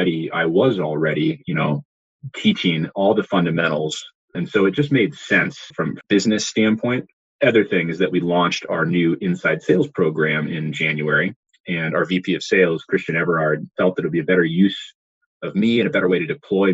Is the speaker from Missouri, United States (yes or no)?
no; Silicon Valley, California, United States; I grew up in the Silicon Valley